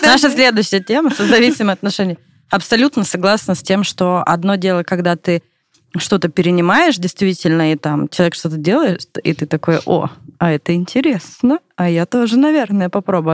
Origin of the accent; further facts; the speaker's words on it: Irkutsk, Irkutsk Oblast, Russia; moved away as an adult; now in Moscow, Russia; вокруг тебя много друзей, ну, там, в родном городе